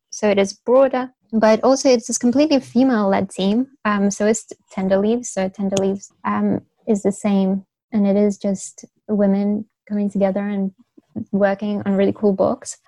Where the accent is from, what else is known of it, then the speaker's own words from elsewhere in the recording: Beijing, China; also born or lived in United Kingdom; I was born and raised in Beijing